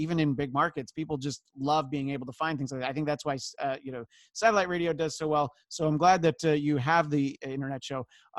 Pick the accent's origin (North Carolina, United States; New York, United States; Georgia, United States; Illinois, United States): New York, United States; New York City; I grew up in New York City